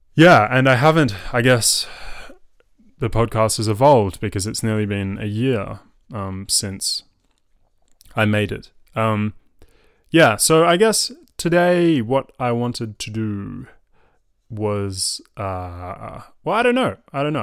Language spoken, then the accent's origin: English; Melbourne, Victoria, Australia; accent: Melbourne; also born or lived in France; I was raised in Melbourne. Uh, Melbourne is my home. Um, my accent is from Melbourne.